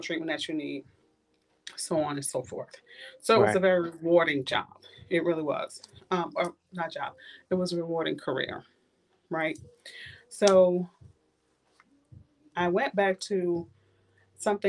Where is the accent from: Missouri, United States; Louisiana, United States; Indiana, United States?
Louisiana, United States; New Orleans; moved away as an adult; now in Tallahassee, United States; I grew up in the last street in New Orleans on Galvis, which is called The Hole